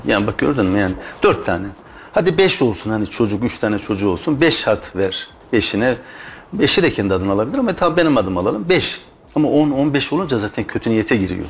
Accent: Turkey; Biz Türk'üz.

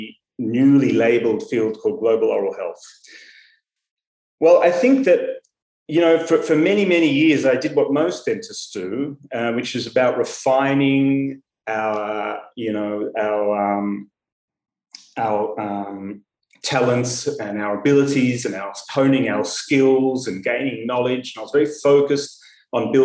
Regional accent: Melbourne, Victoria, Australia; moved away as an adult; now in Tel Aviv, Israel; I grew up in Melbourne, in Australia, and I studied dentistry at the University of Melbourne

